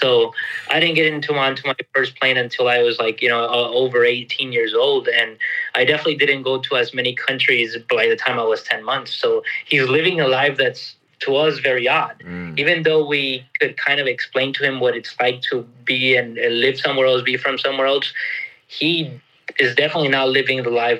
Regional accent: Texas, United States; moved away as an adult; also born or lived in Costa Rica; now in Porto Alegre, Brazil; I was born in Texas, but both of my parents were Mexican immigrants. They went to the United States in the mid-80s.

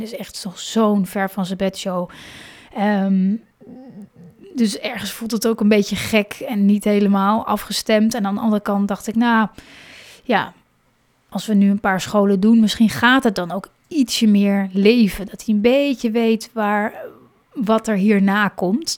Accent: Hoorn, North Holland, Netherlands; moved away; ik kom zelf, ben ik opgegroeid in Horen.

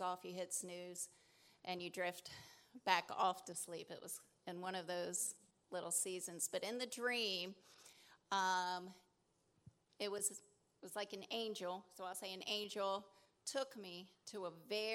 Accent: Delaware, United States; moved away; I'm originally from Delaware

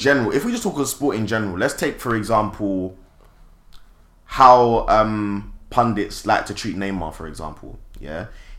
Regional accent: United Kingdom; being black and being British, just puts you on a rank where they'll use black people against black people.

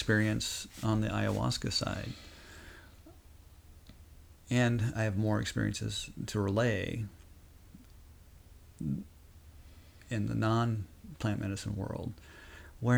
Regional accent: Rosebud Reservation, South Dakota, United States; I grew up on the Rosebud Reservation, which is Lakota Sioux

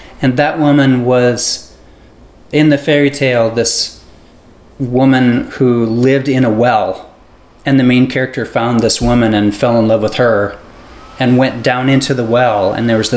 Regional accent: Northwest Iowa, United States; moved away as an adult; also born or lived in Chicago; Growing up in Iowa, in the early 90s

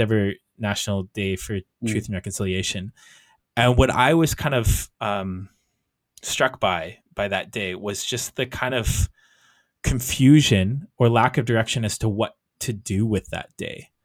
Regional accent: Canada; I as a Canadian

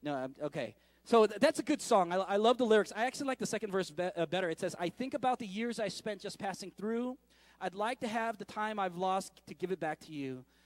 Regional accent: San Francisco, California, United States; moved away; going back to San Francisco. I, uh, when I go back to my hometown

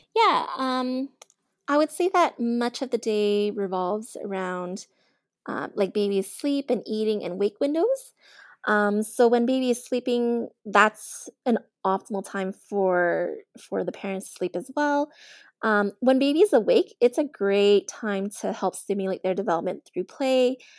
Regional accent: Edmonton, Alberta, Canada; I was born and raised in Edmonton, in Alberta, Canada.

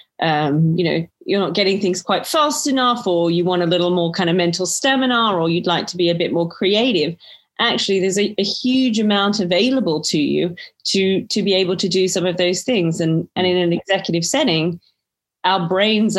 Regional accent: Australia; accent: Australian; moved away as an adult; now in United Kingdom; born to Greek parents, but born and raised in Australia, and have been in the UK, I think, for coming up 12 or 13 years now

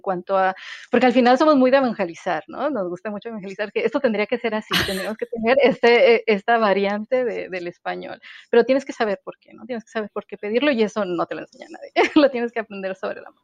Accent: Mexican northern border, northern Mexico, Mexico; moved away; crecer en la, frontera es un poco, es, es muy singular

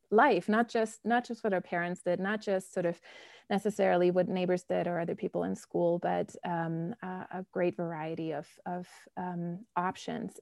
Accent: Bonn, North Rhine-Westphalia, Germany; moved away as an adult; also born or lived in Scotland / Berlin / Chicago; now in United States; I grew up in Germany, um, in the old capital, Bonn.

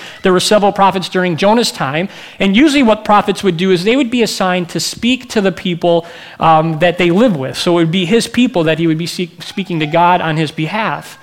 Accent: Michigan, United States; moved away as an adult; also born or lived in Minneapolis; I'm from Michigan, but I'm in Minneapolis to go to school

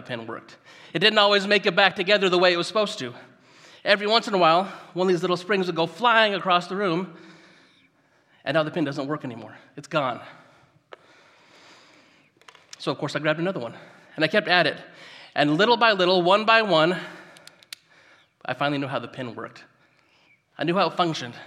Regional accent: Gridley, California, United States; now in Yuba City, United States; I grew up just up the road in Gridley. So I'm a local guy

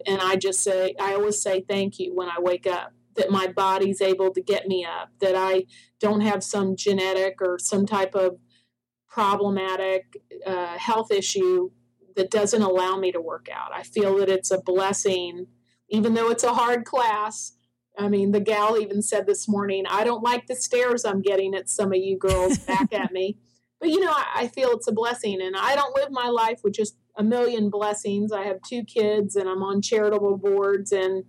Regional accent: Toronto, Ontario, Canada; also born or lived in Ocala, Florida; now in United States; I'm from Toronto. I was born in Toronto. My parents are both from Ireland, the south part of Ireland.

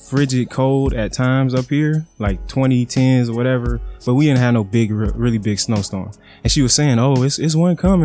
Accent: Virginia, United States; also born or lived in Miami, Florida; now in Maryland, United States; So I'm in Maryland. And yeah, I grew up in Virginia. But I lived in Miami for a very long time

